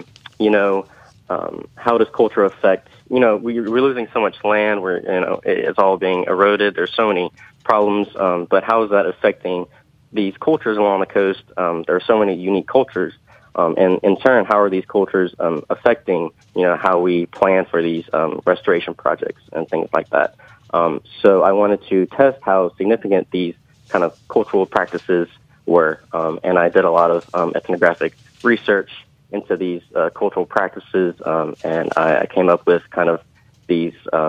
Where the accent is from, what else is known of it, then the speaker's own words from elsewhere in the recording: Youngsville, Louisiana, United States; also born or lived in Thibodaux, Louisiana / Raceland, Louisiana; I grew up in Youngsville, Louisiana, but I'm originally from Raceland